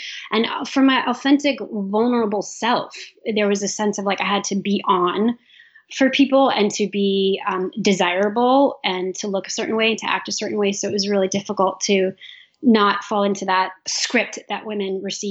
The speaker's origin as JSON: {"language": "English", "region": "New York", "country": "United States", "said": "I'm from New York, and there was some violence in the community"}